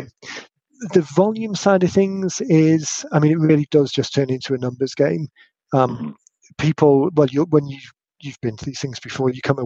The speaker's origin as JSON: {"language": "English", "country": "United Kingdom", "accent": "British"}